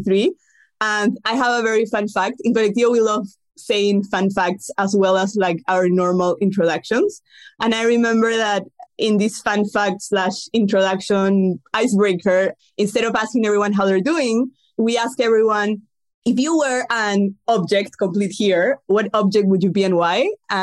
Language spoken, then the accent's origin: English; Lima, Peru; also born or lived in Scotland / London; I'm from Lima, Peru.